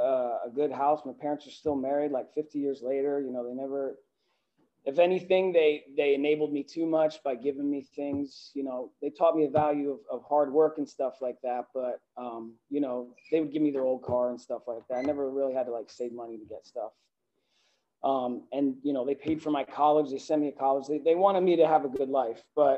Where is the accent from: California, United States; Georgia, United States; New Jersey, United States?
New Jersey, United States; Northern; I grew up outside of Manhattan in Northern New Jersey